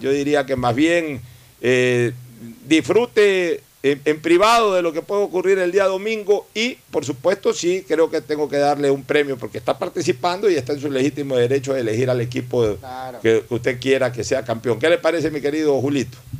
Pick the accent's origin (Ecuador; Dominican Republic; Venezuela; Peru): Ecuador; Guayaquil, Guayas; como guayaquileño